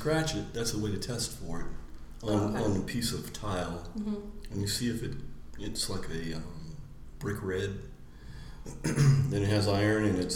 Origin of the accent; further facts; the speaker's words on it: El Paso, Texas, United States; moved away as an adult; also born or lived in Louisiana / Arizona / Florida; now in Lima, Peru; I grew up in El Paso. I actually grew up on a little bitty Strategic Air Command base and lived there for 10 years because my dad had a high security job.